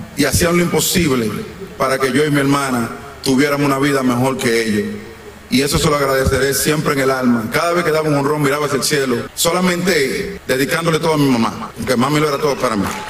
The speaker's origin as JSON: {"language": "Spanish", "country": "Dominican Republic", "tie": "born or raised there", "said": "La República Dominicana, mi tierra, wow. La tierra que me vio nacer"}